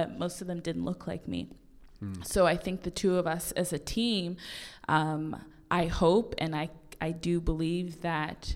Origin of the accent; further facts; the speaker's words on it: Halifax, Nova Scotia, Canada; we're both from the North End